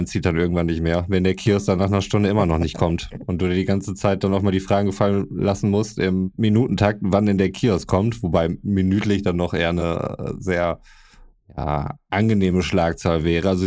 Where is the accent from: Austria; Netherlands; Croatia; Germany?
Croatia; mein, mein Bruder war in Kroatien, meiner alten Heimat.